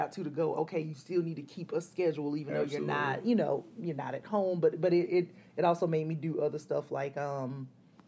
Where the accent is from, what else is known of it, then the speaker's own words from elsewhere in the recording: Columbus, Georgia, United States; accent: southern twang; moved away as an adult; also born or lived in Athens, Georgia / Atlanta, Georgia; that's where I grew up